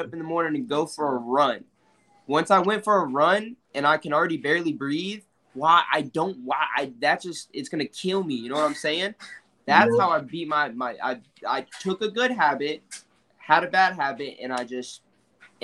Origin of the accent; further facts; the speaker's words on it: Florida, United States; we're from Florida